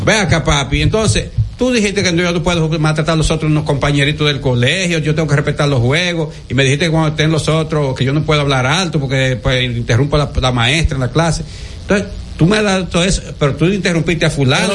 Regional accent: Dominican Republic; yo soy dominicano y quiero mi país

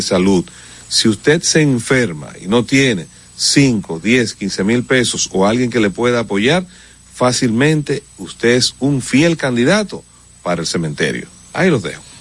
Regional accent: Dominican Republic; somos los dominicanos

